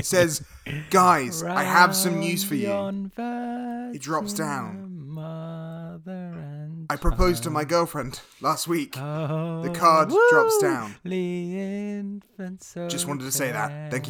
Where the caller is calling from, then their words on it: Toronto, Ontario, Canada; Jamie, I'm recording from Toronto, all right? So here we say, all right, hey, how you doing?